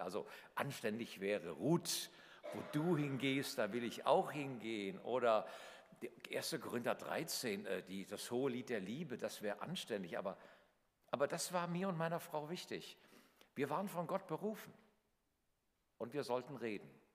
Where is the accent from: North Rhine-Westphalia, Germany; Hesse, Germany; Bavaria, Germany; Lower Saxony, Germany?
Hesse, Germany; Northern; in meinem kleinen Dorf in Nordhessen, wo ich aufgewachsen bin